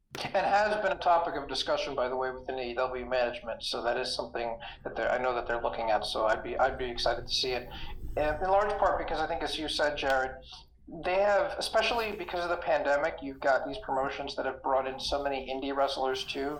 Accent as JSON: {"language": "English", "town": "New York City", "region": "New York", "country": "United States", "tie": "born or raised there", "said": "coming out of Brooklyn, New York, my hometown"}